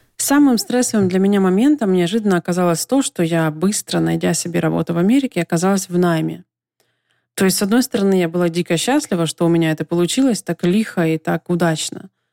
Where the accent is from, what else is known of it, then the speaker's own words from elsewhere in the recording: Donetsk, Donetsk Oblast, Ukraine; moved away as an adult; also born or lived in Kyiv; В своем родном городе Донецке, где я прожила до 25 лет